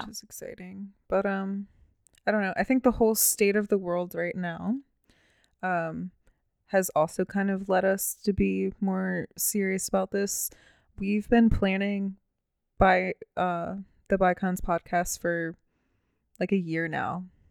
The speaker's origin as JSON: {"language": "English", "town": "Baltimore", "region": "Maryland", "country": "United States", "said": "I'm from Baltimore City"}